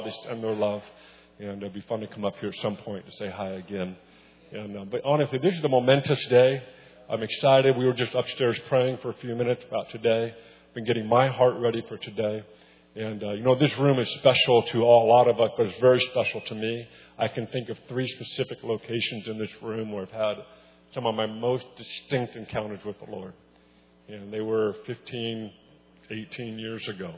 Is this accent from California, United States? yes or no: yes; Weaverville, California, United States; moved away; I'm from Trinity County, Weaverville